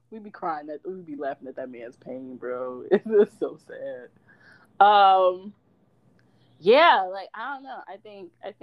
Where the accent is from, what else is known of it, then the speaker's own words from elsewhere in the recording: Chicago, Illinois, United States; I am 26 years old. I'm from Chicago, Illinois.